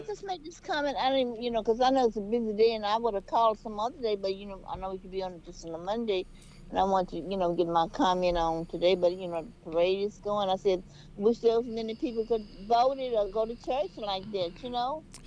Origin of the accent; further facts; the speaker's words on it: Louisiana, United States; now in Houston, United States; I'm from Louisiana